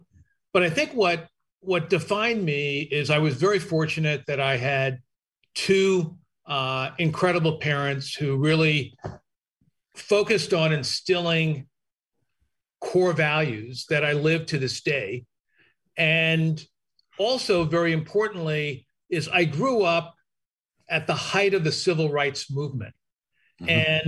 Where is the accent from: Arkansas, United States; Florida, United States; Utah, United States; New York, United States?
New York, United States; Hempstead; So I grew up in Hempstead, Long Island, which is sort of the middle of the fish.